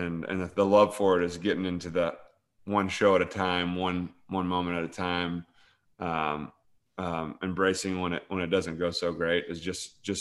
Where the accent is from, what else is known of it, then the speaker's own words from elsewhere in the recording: Paris, Illinois, United States; I'm from Paris, Illinois, this little tiny town.